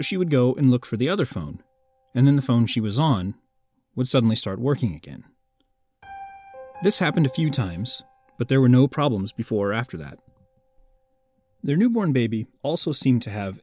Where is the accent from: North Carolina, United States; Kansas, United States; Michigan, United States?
Kansas, United States; my home state of Kansas